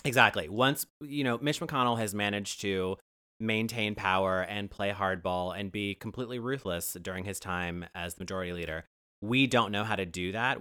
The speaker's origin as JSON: {"language": "English", "region": "Ohio", "country": "United States", "said": "I'm from Ohio"}